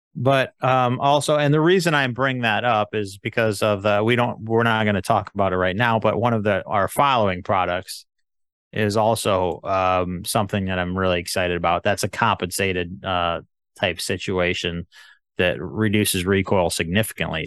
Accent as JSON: {"language": "English", "country": "United States", "said": "I'm an American"}